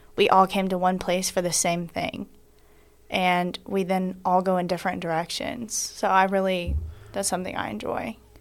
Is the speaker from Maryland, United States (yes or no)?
no; Locust Grove, Georgia, United States; I'm from Locust Grove, Georgia, but my family currently lives in Macon, so I am from Georgia.